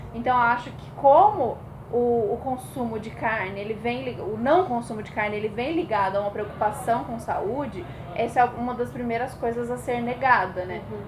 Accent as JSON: {"language": "Portuguese", "town": "Brasília", "region": "Federal District", "country": "Brazil", "tie": "born or raised there", "moved": "yes", "lives_now": "São Paulo, Brazil", "said": "sou paulista, mas criada em Brasília e estou de volta em São Paulo"}